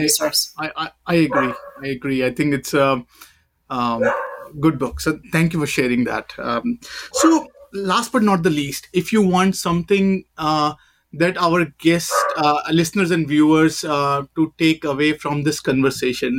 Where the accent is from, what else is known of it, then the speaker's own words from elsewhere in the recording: India; now in United States; I'm an Indian